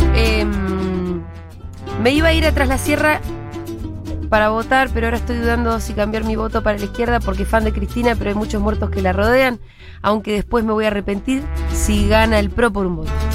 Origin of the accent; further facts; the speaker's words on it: San Juan, Argentina; soy de San Juan, toda mi familia vive en Mendoza